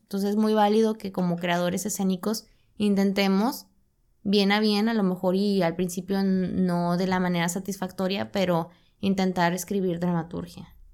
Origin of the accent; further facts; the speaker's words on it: Monterrey, Nuevo León, Mexico; nosotros que somos de Monterrey, que vivimos en un contexto sumamente industrial